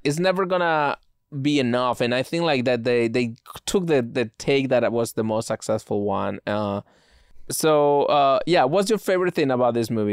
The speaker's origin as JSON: {"language": "English", "country": "Spain", "tie": "born or raised there", "moved": "yes", "said": "growing up in Spain"}